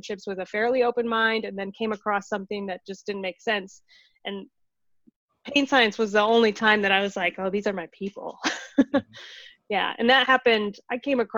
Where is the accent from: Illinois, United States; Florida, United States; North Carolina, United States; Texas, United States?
Illinois, United States; moved away as an adult; also born or lived in St. Louis, Missouri; now in Seattle, United States; I grew up in Illinois.